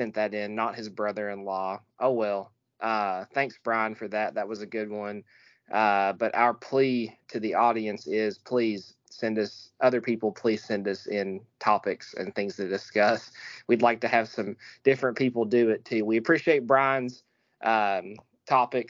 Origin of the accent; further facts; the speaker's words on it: Abingdon, Virginia, United States; my hometown, the same place I was born.